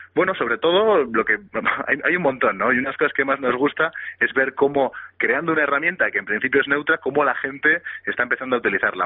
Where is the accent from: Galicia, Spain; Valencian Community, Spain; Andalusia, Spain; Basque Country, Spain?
Basque Country, Spain; Bilbao; somos todos de Bilbao, somos todos vascos